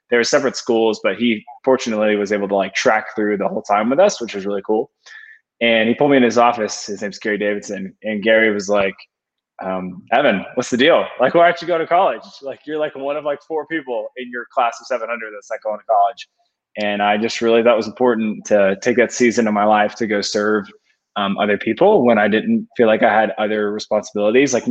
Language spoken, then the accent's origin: English; Atlanta, Georgia, United States; So I grew up in the Atlanta area, kind of like the northern suburbs of Atlanta, in a kind of like normal suburb home.